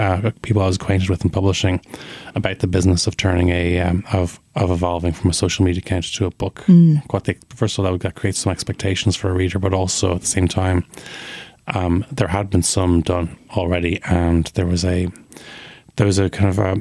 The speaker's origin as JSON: {"language": "English", "town": "Dublin", "region": "Leinster", "country": "Ireland", "tie": "born or raised there", "said": "I went to school in Gonzaga, which is a Jesuit school on the south side"}